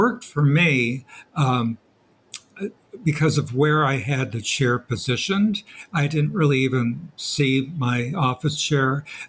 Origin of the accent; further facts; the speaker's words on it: Marin County, just north of San Francisco, California, United States; moved away as an adult; also born or lived in Bowling Green / England; Marin County, just north of San Francisco, where I grew up.